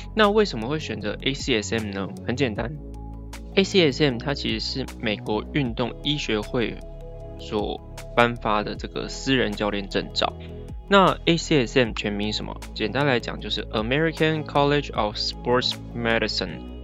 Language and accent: Chinese; Taiwan; first language Chinese; 我也是台湾人，比较强的母语是中文